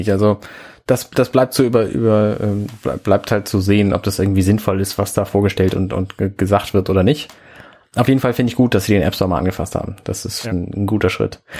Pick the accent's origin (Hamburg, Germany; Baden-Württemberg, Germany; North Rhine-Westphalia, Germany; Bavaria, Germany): Hamburg, Germany; also ich glaube nicht, dass ich da als Hamburger irgendwas von haben werde, von diesem Indoor Navigation Feature.